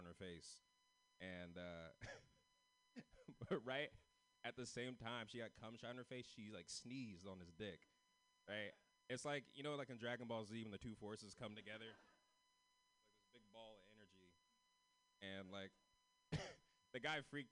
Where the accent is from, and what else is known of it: San Francisco, California, United States